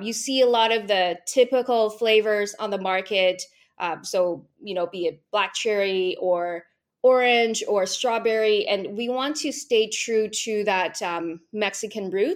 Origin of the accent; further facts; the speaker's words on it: Vancouver, British Columbia, Canada; I am from Vancouver, British Columbia